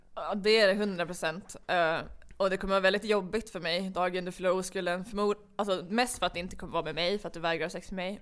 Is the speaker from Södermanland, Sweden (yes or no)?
no; Umeå, Västerbotten County, Sweden; moved away as an adult; jag flyttade tillbaka till Umeå som är min hemstad